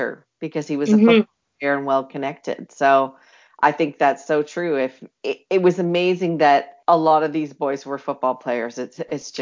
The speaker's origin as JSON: {"language": "English", "country": "Canada", "said": "when you live in Canada"}